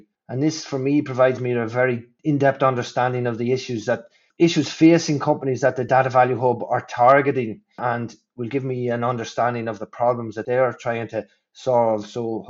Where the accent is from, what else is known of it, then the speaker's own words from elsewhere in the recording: Clones, County Monaghan, Ireland; I, like Brian, I'm originally from Clonus and County Monaghan, which ties both of us to the region.